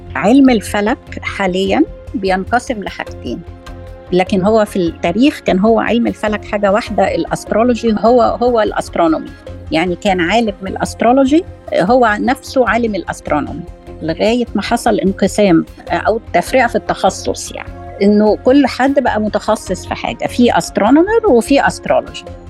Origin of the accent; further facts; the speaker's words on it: Egypt; عندنا في مصر